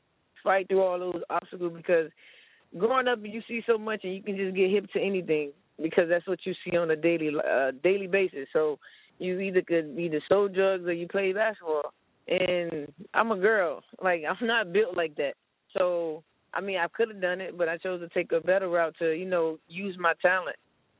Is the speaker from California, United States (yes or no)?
no; Miami, Florida, United States; No, I grew up in Miami, small town in Miami called New York City.